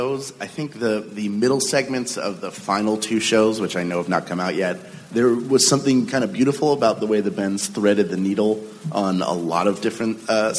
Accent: Philadelphia, Pennsylvania, United States; we're both from Philadelphia

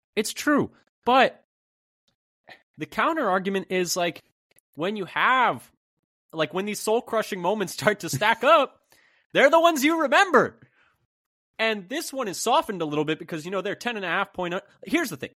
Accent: Bay Area, California, United States; I grew up in the Bay Area

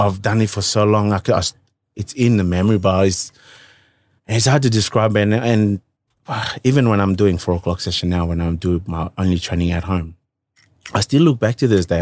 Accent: Fiji; now in Australia; I grew up with my, uh, mum and grandparents up right in the interior of, uh, Hovey

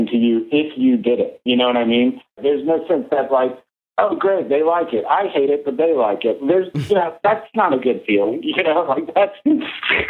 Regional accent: Los Angeles, California, United States; my hometown paper

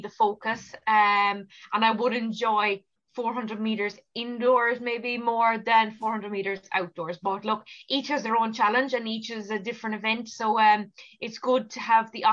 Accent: Ballineen, Munster, Ireland; growing up in Ballinine, like, all my life, going to school there, it's where I'm from

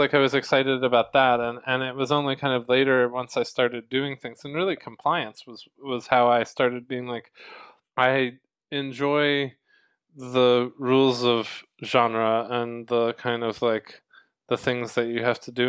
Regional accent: Atlanta, Georgia, United States; also born or lived in Winston-Salem, North Carolina; I grew up in Atlanta, Georgia. I went to school in Winston-Salem, North Carolina for film and television.

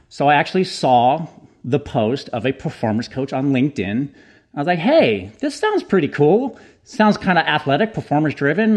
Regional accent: San Jose, California, United States; born and raised in San Jose, California.

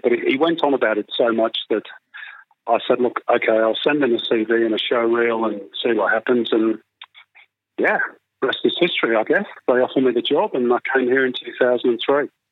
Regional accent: England, United Kingdom; now in Australia; I come from England

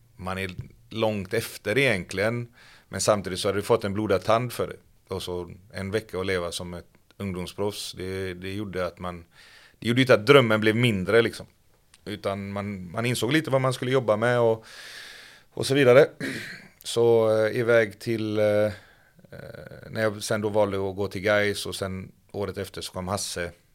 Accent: Gothenburg, Västra Götaland, Sweden; Kortralla IF där jag växte upp

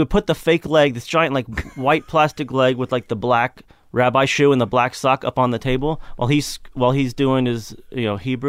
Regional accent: Kentucky, United States; Yeah, I grew up in Kentucky. My family's mostly from Tennessee. Jews from Tennessee and Kentucky.

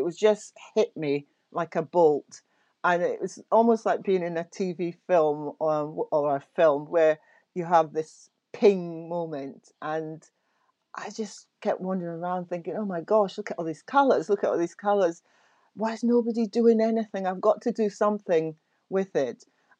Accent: Nigeria; which is where I'm from Nigeria

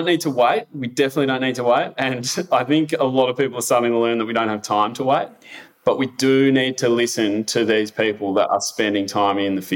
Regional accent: Victoria, Australia; moved away; I am originally from Victoria

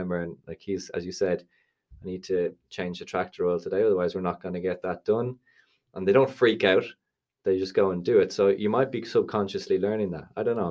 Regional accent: Ireland; also born or lived in Spain; As an Irish person

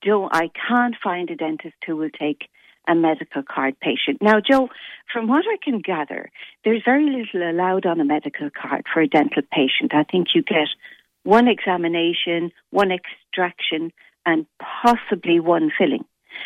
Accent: Limerick, Munster, Ireland; also born or lived in Cork; I moved back to Limerick I'm from Limerick originally, and I moved back from Cork.

